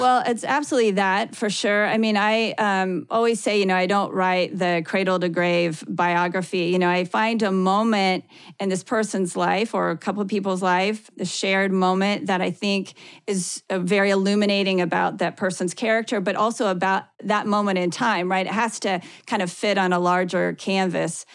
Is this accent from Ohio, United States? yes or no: yes; Ohio, United States; now in Kansas, United States; I grew up in the Midwest. I grew up in Ohio. I live in Kansas now